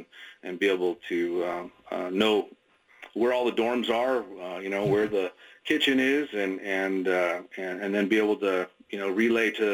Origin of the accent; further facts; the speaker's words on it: Oregon City, Oregon, United States; I grew up in Oregon City